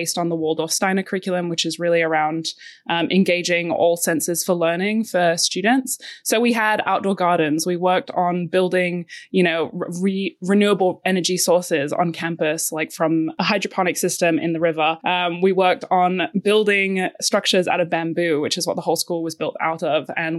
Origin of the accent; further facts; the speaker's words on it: Bali, Indonesia; I had the absolute privilege of growing up in Southeast Asia, and I actually went to a school called the Green School in Bali